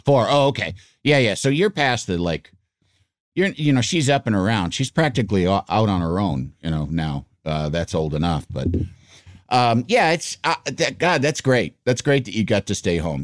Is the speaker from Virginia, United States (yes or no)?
no; Yorkville, Illinois, United States; I grew up in Yorkville, Illinois